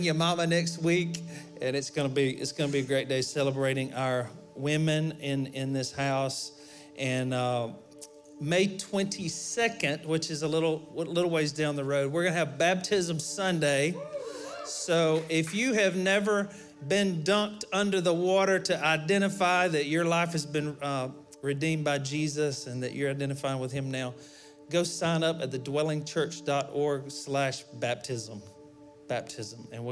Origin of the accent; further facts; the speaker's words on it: Alabama, United States; we're from Alabama.